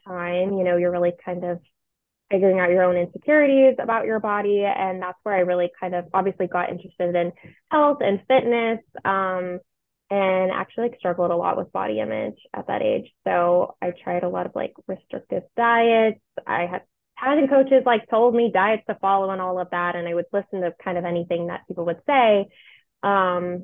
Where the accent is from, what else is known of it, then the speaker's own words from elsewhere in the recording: Franklin, Tennessee, United States; also born or lived in Temple, Texas / Nashville, Tennessee; I grew up in Franklin, Tennessee